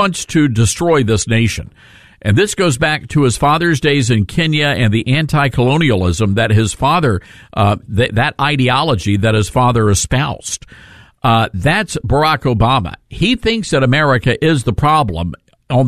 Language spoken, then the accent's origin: English; the South, United States; I grew up in the South, and we got whoopings